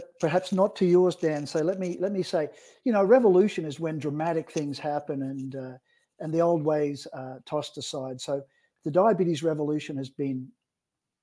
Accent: Australia; now in British Columbia, Canada; I'm an Aussie endocrinologist

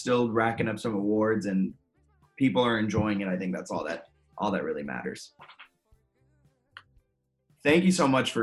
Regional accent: Virginia, United States; also born or lived in New York City area; growing up in Virginia and I live in Fredericksburg

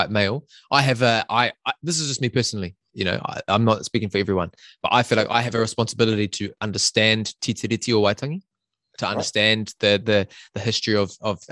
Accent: Whangamata, Waikato, New Zealand; growing up in Whangamata, you know, growing up near the beach

